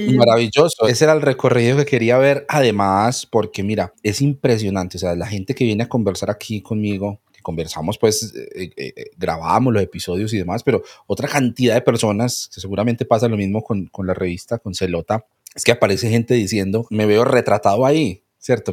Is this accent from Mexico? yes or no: no; Colombia; los colombianos somos